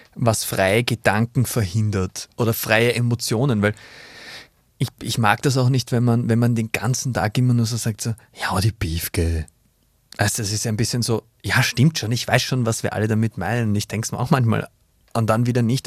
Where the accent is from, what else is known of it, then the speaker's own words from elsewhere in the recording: Vienna, Austria; moved away; Ich komme aus Wien, geboren, born and raised in Vienna, aus mhm. dem 23. Wiener Gemeindebezirk